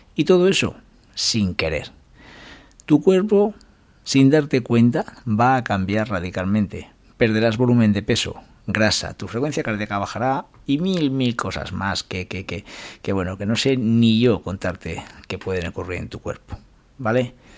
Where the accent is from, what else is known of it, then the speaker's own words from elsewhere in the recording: Calahorra, La Rioja, Spain; mi pueblo, esa San Silvestre de Calahorra